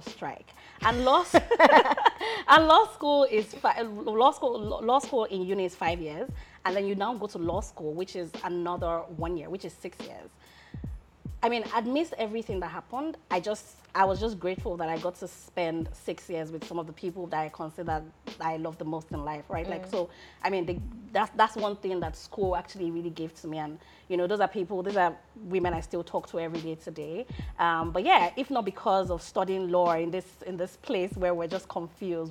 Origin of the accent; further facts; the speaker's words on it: Lagos, Nigeria; moved away as an adult; also born or lived in Abuja / Osun State; I grew up in Lagos